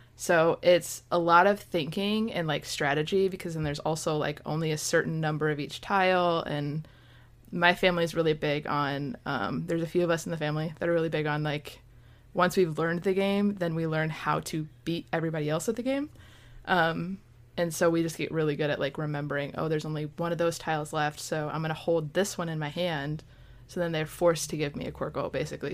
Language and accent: English; Michigan, United States; moved away as an adult; now in Florida, United States; I'm from Michigan.